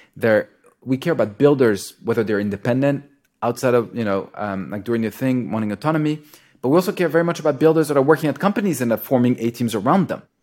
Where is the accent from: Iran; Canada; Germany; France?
France; moved away; also born or lived in Israel / United States; I grew up in France